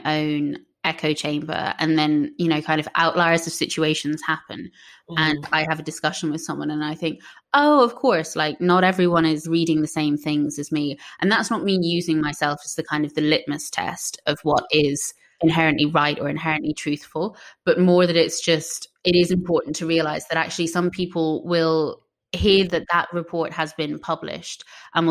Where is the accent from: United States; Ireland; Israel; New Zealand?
Ireland; me being Irish